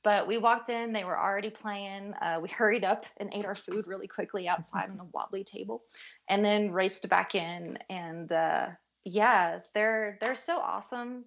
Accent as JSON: {"language": "English", "region": "Kentucky", "country": "United States", "moved": "yes", "lives_now": "Denver, United States", "said": "I'm from Kentucky"}